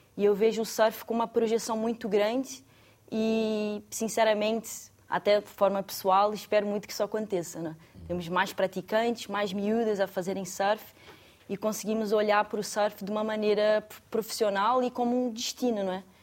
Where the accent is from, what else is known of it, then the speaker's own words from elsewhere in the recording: Saquarema, Rio de Janeiro, Brazil; moved away as an adult; now in Portugal; Eu nasci no Rio e era de Saquarema, parte da interior do Rio de Janeiro.